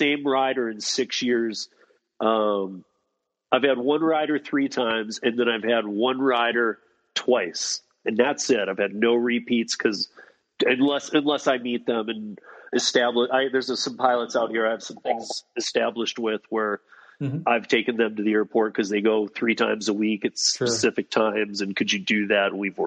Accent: East Lansing, Michigan, United States; also born or lived in Colorado; now in Denver, United States; I'm originally from East Lansing, Michigan.

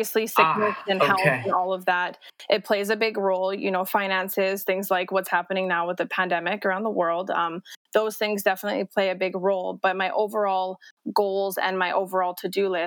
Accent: Las Vegas, Nevada, United States; moved away as an adult; also born or lived in Edmonton, Alberta, Canada; now in Calgary, Canada; I was raised in Las Vegas for 10 years

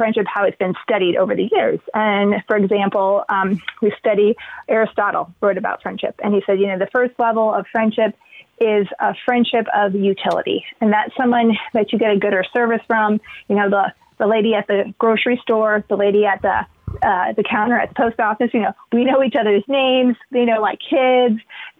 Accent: Indiana, United States; moved away as an adult; now in Columbus, United States; I'm from Indiana originally

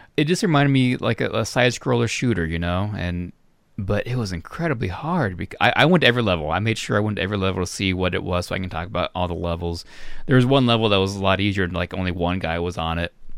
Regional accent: Florida, United States; moved away; my hometown in Florida

